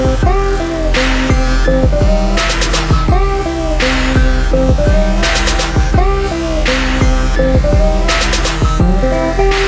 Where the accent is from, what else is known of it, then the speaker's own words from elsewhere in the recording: New York, United States; I'm from New York